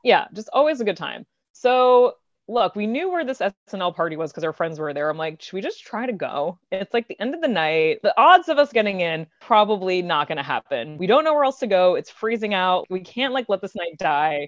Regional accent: Long Island, New York, United States; now in New York City, United States; I am from Long Island, like, thirty minutes outside the city

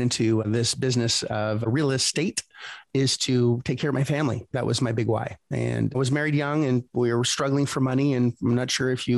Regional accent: Canada; moved away; I'm originally from Canada, just north of Connecticut

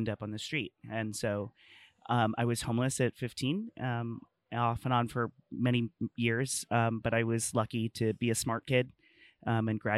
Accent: El Centro, California, United States; I'm from El Centro, California. It's a small rural like farming community

